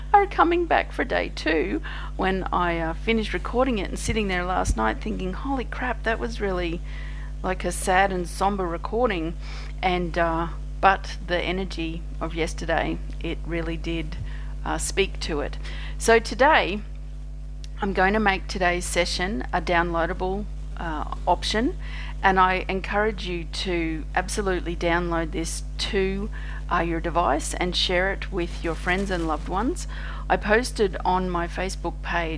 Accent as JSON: {"language": "English", "country": "Australia", "said": "I'm an Australian energy healer"}